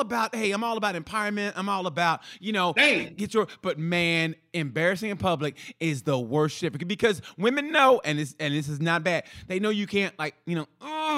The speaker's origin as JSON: {"language": "English", "region": "Oklahoma", "country": "United States", "moved": "yes", "lives_now": "Indiana, United States", "said": "I'm originally from Oklahoma, so TJ Fridays is like fucking Ruth Chris to us."}